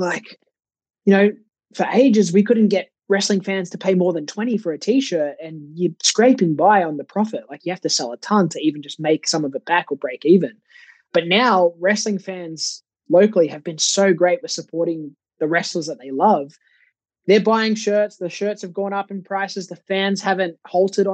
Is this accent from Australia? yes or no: yes; Sydney, New South Wales, Australia; even though we were in Sydney, which is my hometown, I didn't go home